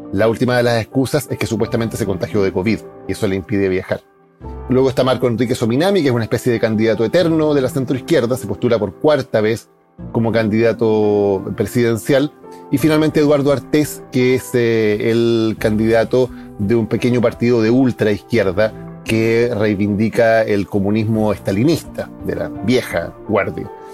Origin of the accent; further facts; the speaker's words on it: Chile; Soy periodista chileno